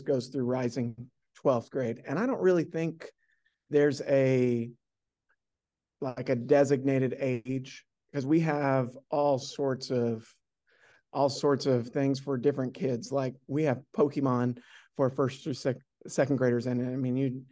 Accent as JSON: {"language": "English", "region": "West Coast", "country": "United States", "tie": "born or raised there", "moved": "yes", "lives_now": "Oklahoma, United States", "said": "I'm from the West Coast. So some of my best memories are from the West and just growing up in that kind of scenario."}